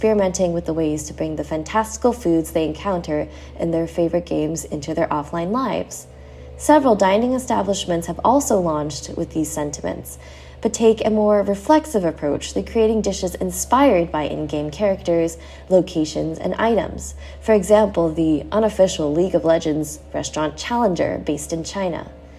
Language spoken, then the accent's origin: English; Germany; I don't get all of them because I am from Germany